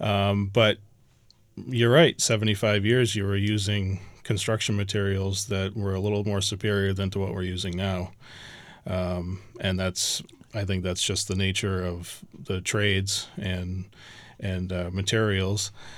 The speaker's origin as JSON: {"language": "English", "town": "Chatham", "region": "Massachusetts", "country": "United States", "tie": "born or raised there", "said": "I grew up in Chatham. Both my parents came from Chatham"}